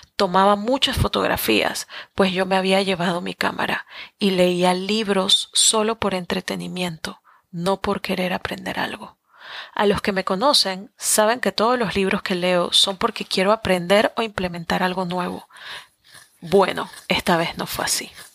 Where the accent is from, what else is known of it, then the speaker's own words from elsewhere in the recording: Panama; moved away as an adult; Soy latina, soy panameña, muy aferrada a mis raíces